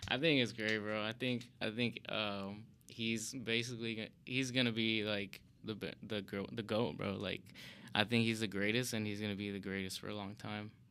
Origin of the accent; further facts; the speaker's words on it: Chicago, Illinois, United States; born and raised in Chicago